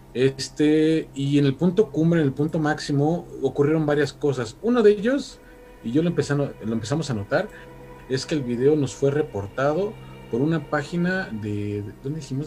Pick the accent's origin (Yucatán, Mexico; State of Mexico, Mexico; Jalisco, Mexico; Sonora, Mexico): State of Mexico, Mexico; now in Mexico City, Mexico; yo soy del Estado de México para quien eh, lo sepa, actualmente ya resido aquí en la Ciudad de México